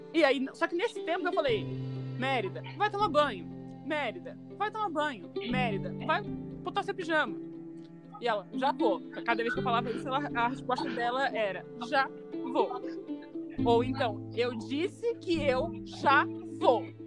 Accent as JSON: {"language": "Portuguese", "country": "Brazil", "said": "a gente é brasileiro"}